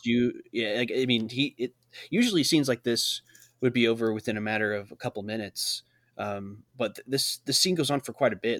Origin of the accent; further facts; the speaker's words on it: Illinois, United States; we're all from Illinois. We're all Illinois